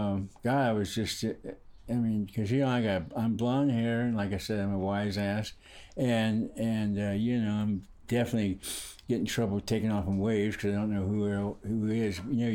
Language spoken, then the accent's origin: English; Hawaii, United States; also born or lived in California; I grew up in Hawaii.